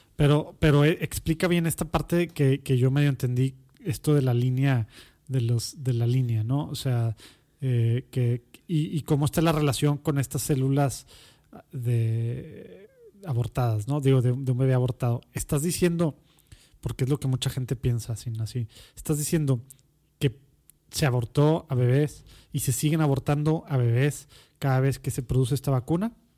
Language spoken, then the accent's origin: Spanish; Monterrey, Nuevo León, Mexico; also born or lived in Mexico City; Soy Regio, Regio, Regio. de la Conchita. Era el, único hospital